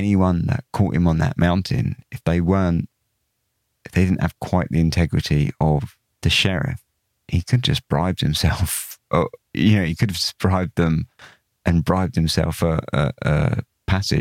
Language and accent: English; England, United Kingdom; being English